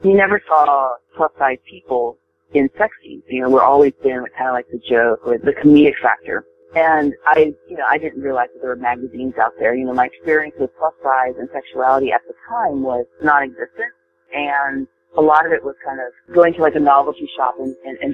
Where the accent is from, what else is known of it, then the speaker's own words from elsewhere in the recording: Japan; now in United States; I wasn't born and raised here in the States. I was born and raised in Japan